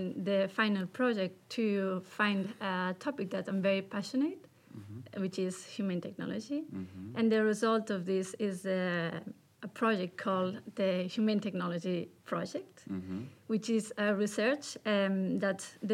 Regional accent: Barcelona, Catalonia, Spain; moved away as an adult; now in Stockholm, Sweden; I'm from Barcelona

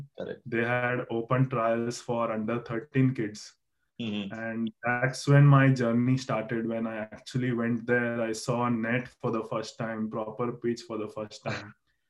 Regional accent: Mumbai, Maharashtra, India; moved away as an adult; now in United States; I grew up in the suburbs of Mumbai, in a place called Jai Kirti Society. In Malad

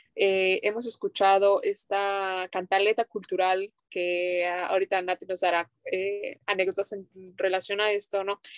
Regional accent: Mérida, Yucatán, Mexico; nosotras eh, somos de Mérida, Yucatán, México

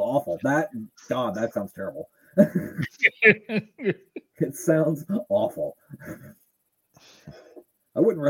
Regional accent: Lincoln, Nebraska, United States; Lincoln, Nebraska, my hometown

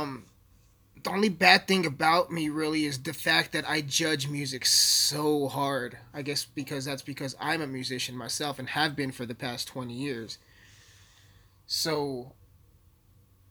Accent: Alamosa, Colorado, United States; I'm a hip-hop artist from Alamosa, Colorado, with a population of 10,000 people. 10,000 people in my hometown

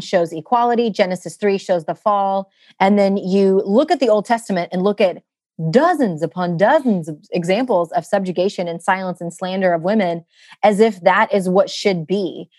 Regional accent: United States; born or raised there

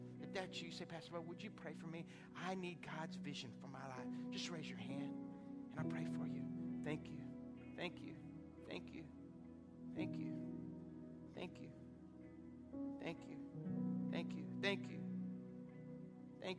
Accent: Lafayette, Louisiana, United States; also born or lived in Lake Charles, Louisiana; now in Jennings, United States; I was born in Lake Charles, grew up in Lafayette

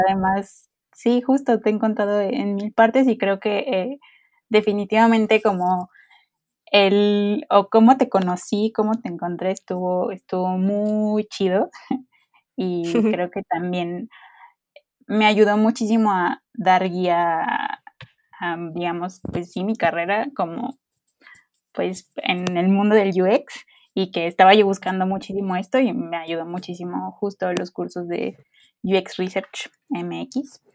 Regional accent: Veracruz, Mexico; Yo soy veracruzana

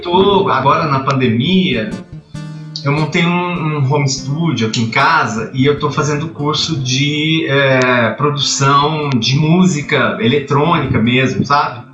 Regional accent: Itajubá, Minas Gerais, Brazil; moved away; also born or lived in São Paulo; tive um programa de rádio na rádio lá da minha terra, Itajubá

